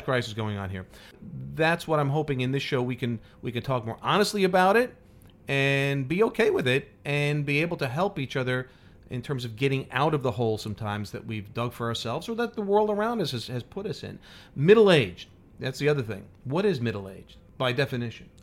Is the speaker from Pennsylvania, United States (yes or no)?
no; New York, United States; I grew up in New York as a weather geek.